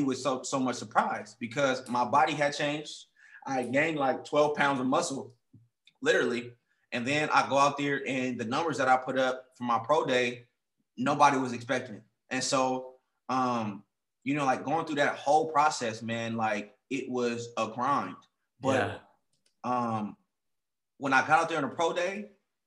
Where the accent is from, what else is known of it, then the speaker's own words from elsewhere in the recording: Oakland, California, United States; moved away; also born or lived in Seattle; I'm from Oakland